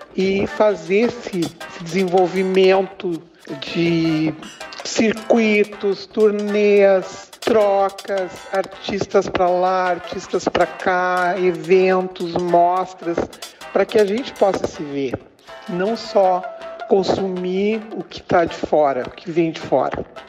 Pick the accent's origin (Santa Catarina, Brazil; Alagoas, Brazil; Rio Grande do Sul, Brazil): Rio Grande do Sul, Brazil; Palmeira das Missões; moved away as an adult; also born or lived in Porto Alegre / São Leopoldo / Santa Maria; Eu sou natural de Palmeira das Missões